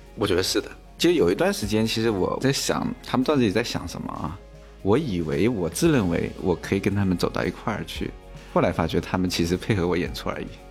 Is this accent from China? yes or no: yes; Hangzhou, Zhejiang, China; 因为我是杭州出生，杭州人